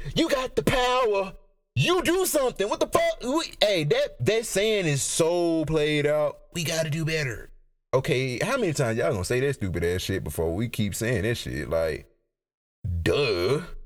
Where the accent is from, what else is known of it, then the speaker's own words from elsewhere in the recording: United States; as an American